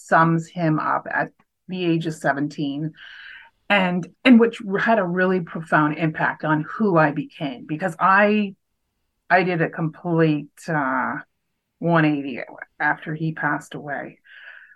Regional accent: Canada; also born or lived in Waterloo, Ontario; So I'm Canadian

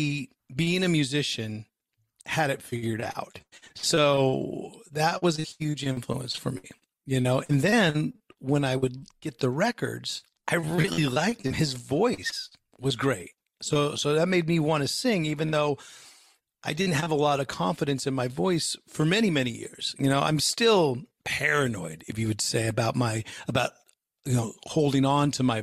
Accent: Bay Area, just outside of San Francisco, California, United States; born or raised there

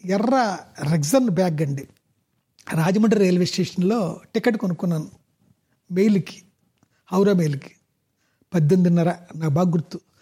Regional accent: Pasarlapudi, Andhra Pradesh, India; మా ఊరు అదే పసరపూడి

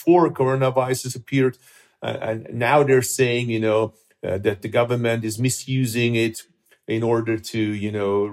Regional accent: Baden-Württemberg, Germany; English is a second language; in my home state, in Baden-Württemberg

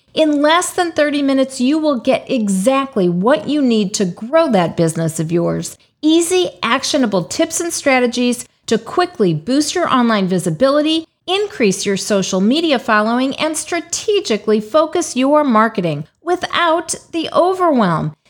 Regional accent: St. Louis, Missouri, United States; I'm from Saint Louis, Missouri

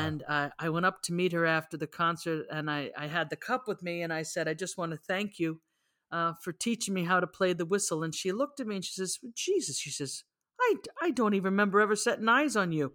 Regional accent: New York, United States; I was from the Bronx, in a very Irish section of the Bronx called Woodlawn

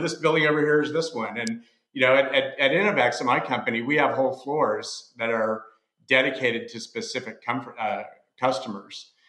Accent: Texas, United States; I'm from Texas

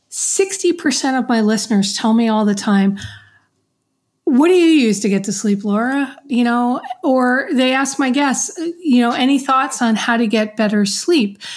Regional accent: New York, United States; now in Florida, United States; growing up in New York, it's there's stairs everywhere

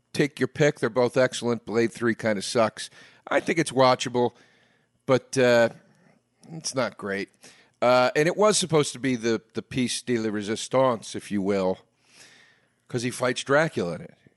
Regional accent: East Coast, United States; I grew up on the East Coast

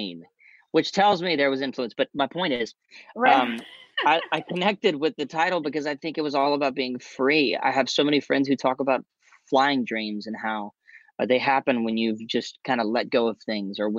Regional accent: Louisiana, United States; My home state of Louisiana

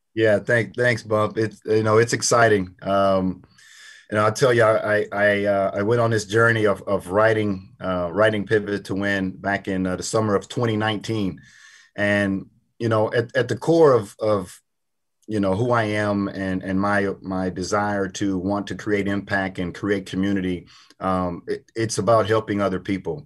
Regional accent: Port Arthur, Texas, United States; I grew up in Port Arthur, Texas

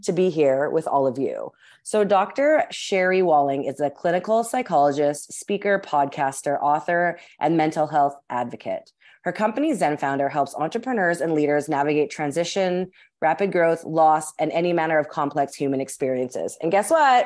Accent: Winnipeg, Manitoba, Canada; I'm actually currently recording this from my hometown in Winnipeg

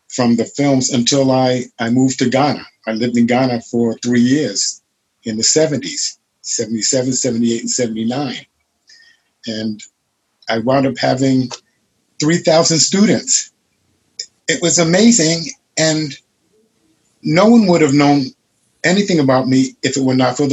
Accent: New York City, New York, United States; moved away as an adult; also born or lived in Hong Kong; I was from Brooklyn, poor family

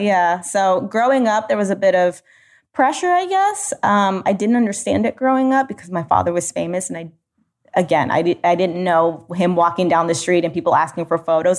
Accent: United States; being a first generation American

